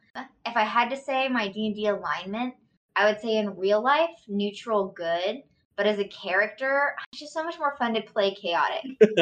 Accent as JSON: {"language": "English", "region": "Texas", "country": "United States", "said": "So I am from Texas"}